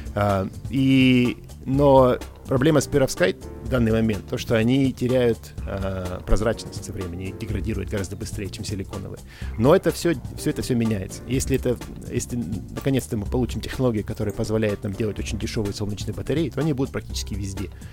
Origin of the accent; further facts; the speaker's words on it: Yekaterinburg, Sverdlovsk Oblast, Russia; moved away; тот дом, в котором я вырос, э, в Екатеринбурге